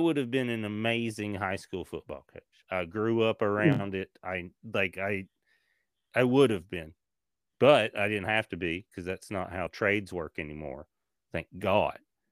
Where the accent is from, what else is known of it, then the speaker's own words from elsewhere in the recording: Tennessee, United States; also born or lived in Kentucky; now in Los Angeles, United States; I'm from Tennessee